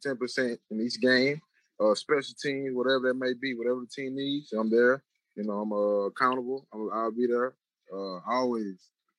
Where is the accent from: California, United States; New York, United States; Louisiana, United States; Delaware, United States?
Louisiana, United States; I grew up in Louisiana